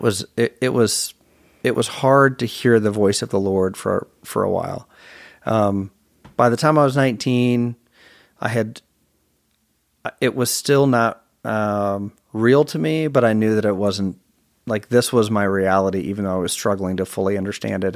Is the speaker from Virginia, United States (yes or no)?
yes; Virginia, United States; also born or lived in Chicago, Illinois / Provo, Utah; we moved to Virginia from Chicago